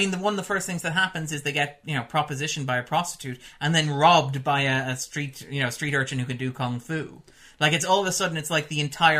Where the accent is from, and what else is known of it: Ireland; born or raised there